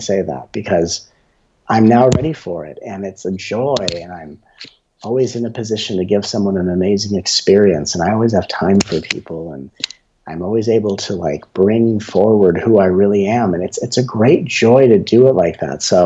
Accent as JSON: {"language": "English", "town": "Los Angeles", "region": "California", "country": "United States", "tie": "born or raised there", "said": "when I grew up in Los Angeles, where I was a child actor"}